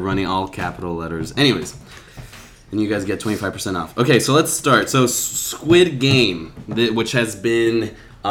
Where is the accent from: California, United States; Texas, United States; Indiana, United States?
Texas, United States; El Paso; I'm from El Paso, Texas